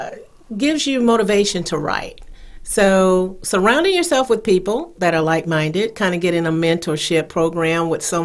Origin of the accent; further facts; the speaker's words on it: South Carolina, United States; now in North Carolina, United States; I am originally from South Carolina